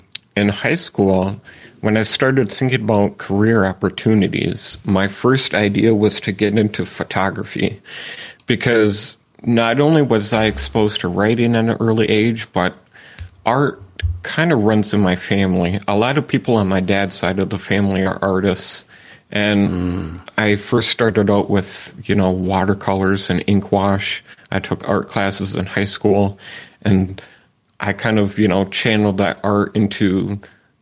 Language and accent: English; Manistique, Michigan, United States; now in Escanaba, United States; My hometown is called Manistique